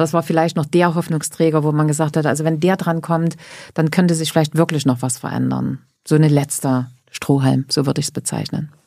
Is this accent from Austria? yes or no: no; Grimma, Saxony, Germany; also born or lived in Nordhausen, Thuringia; bin nach Sachsen, nach Grimma, dort, wo ich heute noch lebe